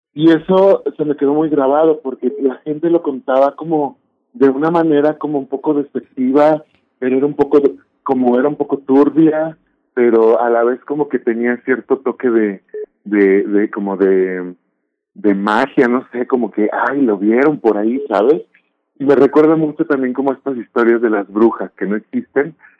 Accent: Mexico; identidad como mexicana

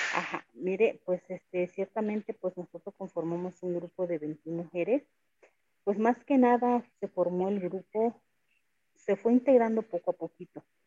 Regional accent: San Pedro Amuzgos, Oaxaca, Mexico; ciertamente somos los únicos amusos que nos encontramos en el estado de Oaxaca

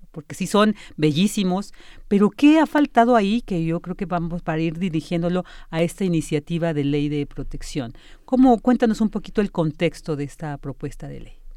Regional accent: Mexico; nosotros como mexicanos, que venimos, somos eh, hijos de todas estas culturas

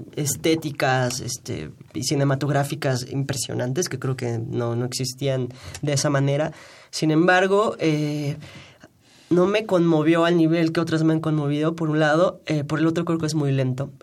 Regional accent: Mexico; como mexicanos

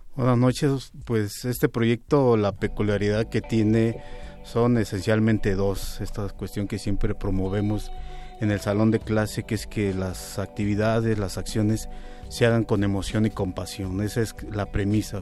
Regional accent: Mexico City, Mexico; Nací en Iztapalapa, una zona muy nice, y tuve una infancia con muchas carencias

